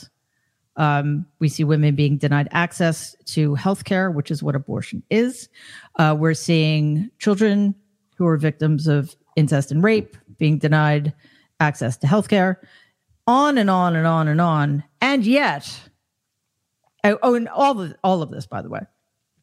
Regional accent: New York City, New York, United States; I'm from New York City

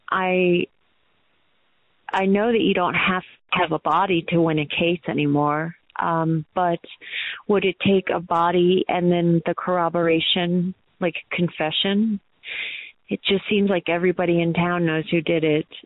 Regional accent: Colorado Springs, Colorado, United States; from Colorado Springs, Colorado.

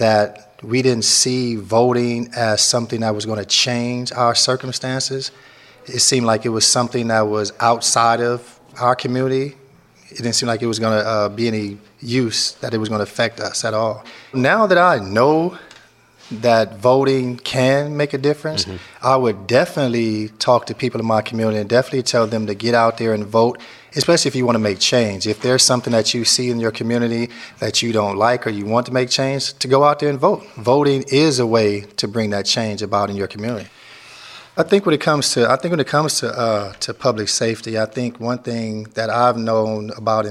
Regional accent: Memphis, Tennessee, United States; also born or lived in Long Beach, California; now in San Quentin, United States; I'm from Long Beach, California. I grew up in Memphis, Tennessee.

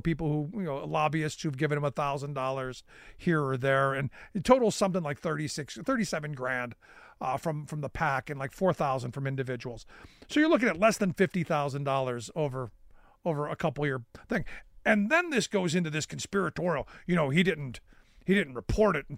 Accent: Cleveland, Ohio, United States; also born or lived in near Harrisburg, Pennsylvania; now in Pennsylvania, United States; when I grew up in Cleveland, you know, we used to ride the RTA

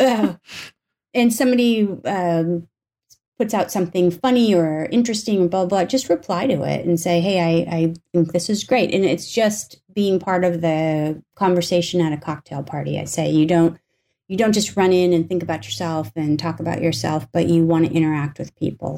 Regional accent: North Dakota, United States; moved away; I grew up in North Dakota for the most part

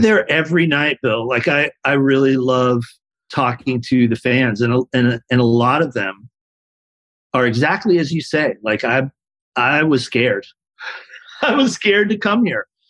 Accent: San Diego, California, United States; born or raised there

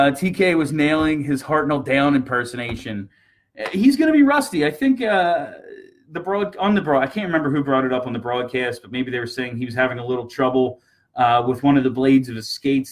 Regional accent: Hollydale, Pennsylvania, United States; I still do a little bit of work at my hometown rink, Hollydale, where I grew up.

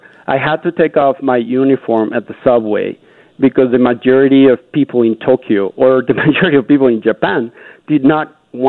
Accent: Canada; Unity, passion, being Canadian.

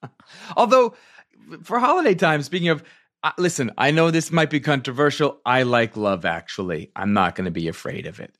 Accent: Virginia, United States; also born or lived in upstate New York; I'm from Virginia. Well, I'm from, from upstate New York, but I was raised in Virginia, so I started going to arena stage as a kid

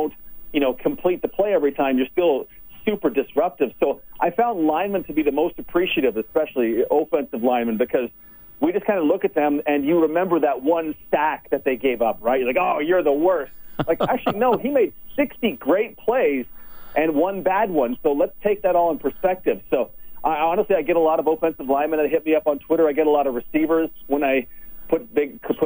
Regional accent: Okotoks, Alberta, Canada; moved away as an adult; also born or lived in Red Deer / Edmonton / Winnipeg / Toronto; I was born in Red Deer. When I was very young, I moved to Edmonton, and then when I was 5, my family moved to Okotoks.

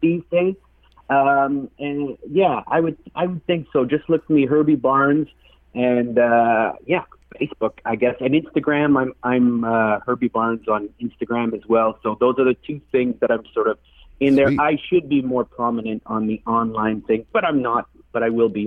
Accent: Manitoulin Island, Ontario, Canada; now in Toronto, Canada; Today I'm calling in from Toronto, but originally I'm from the Manitoulin Island up on up in Ontario.

